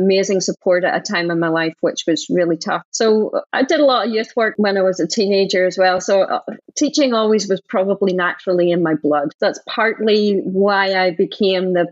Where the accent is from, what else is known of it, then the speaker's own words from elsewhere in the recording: Northern Ireland, United Kingdom; now in United States; I grew up in Northern Ireland